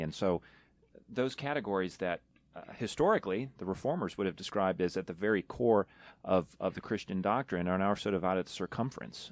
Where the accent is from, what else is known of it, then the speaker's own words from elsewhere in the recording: New York, United States; moved away; I'm from New York originally